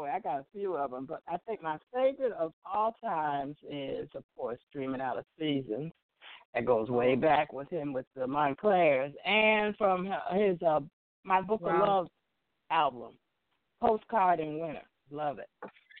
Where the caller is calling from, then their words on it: Lombard, Illinois, United States; I'm calling from Lombard, Illinois.